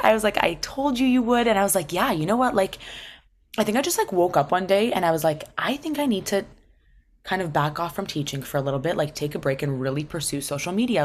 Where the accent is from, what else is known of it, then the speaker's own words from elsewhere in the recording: Toronto, Ontario, Canada; I was born and raised in Toronto.